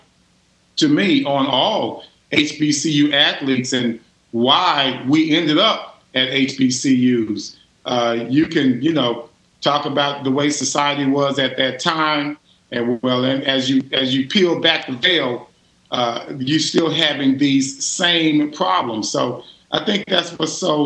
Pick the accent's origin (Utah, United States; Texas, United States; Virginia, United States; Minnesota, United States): Texas, United States; Richardson; I had to go to that Black college experience after growing up in Richardson